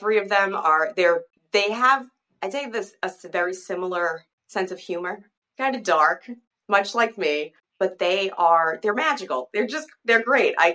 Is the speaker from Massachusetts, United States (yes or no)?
yes; Chelsea, Massachusetts, United States; now in Derry, United States; I'm originally from Chelsea, Massachusetts